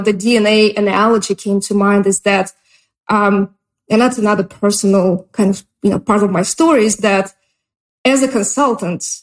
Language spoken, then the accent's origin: English; Russia; English is a second language; moved away as an adult; also born or lived in Oregon, United States; now in United States; I immigrated from Russia